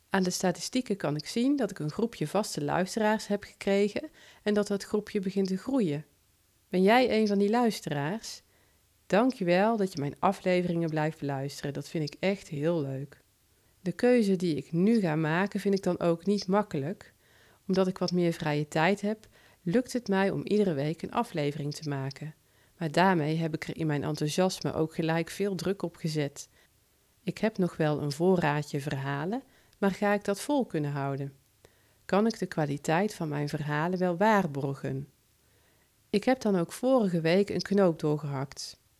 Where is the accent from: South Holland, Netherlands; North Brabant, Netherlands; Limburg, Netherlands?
North Brabant, Netherlands; accent: Brabant; Ik heb een licht Brabants accent, zou dat wel goed vallen?